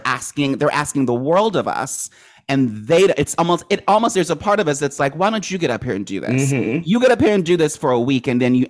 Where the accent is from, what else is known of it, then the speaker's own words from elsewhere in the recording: Maryland, United States; I grew up in Maryland.